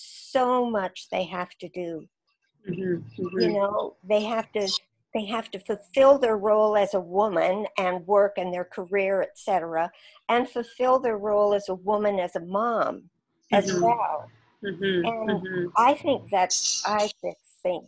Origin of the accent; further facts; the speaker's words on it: Saskatchewan, Canada; moved away; I came from Saskatchewan